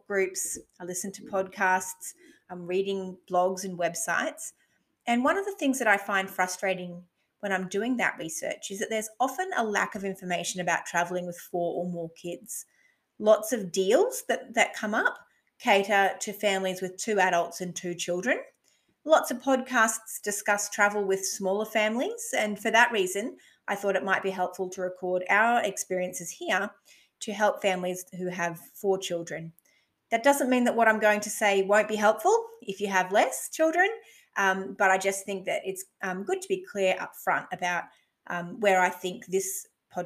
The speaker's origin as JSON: {"language": "English", "country": "Australia", "said": "I'm an Australian mum to four daughters"}